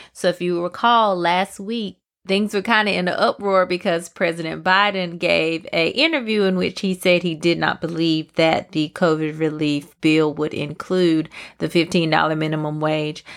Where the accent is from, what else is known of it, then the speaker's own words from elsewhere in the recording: Pembroke, North Carolina, United States; my hometown, Pembroke, North Carolina